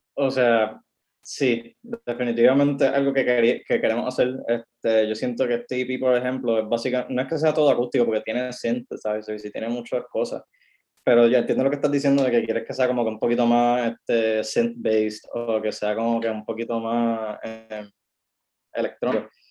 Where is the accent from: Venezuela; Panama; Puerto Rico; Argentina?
Puerto Rico; yo soy puertorriqueño, yo hago la música puertorriqueña